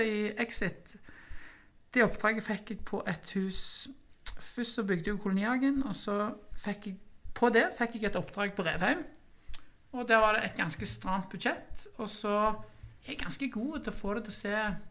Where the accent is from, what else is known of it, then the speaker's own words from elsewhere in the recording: Norway; Jeg er vokst opp i Kværnag